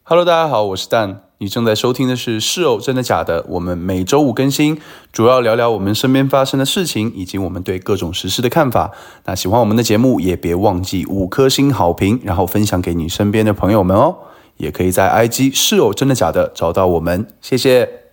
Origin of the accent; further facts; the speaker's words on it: China; 我是大陆人